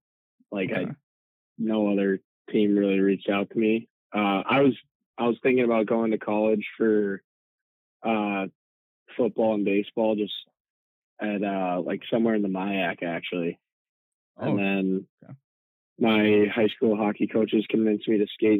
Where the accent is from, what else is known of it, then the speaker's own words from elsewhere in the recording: St. Louis Park, Minnesota, United States; moved away; growing up in St. Louis Park was pretty special